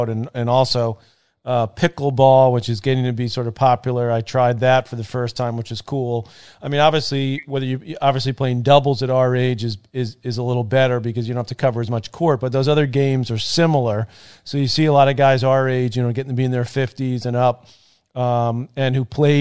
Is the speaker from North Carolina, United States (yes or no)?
no; New York City, New York, United States; we grew up in Douglaston in Queens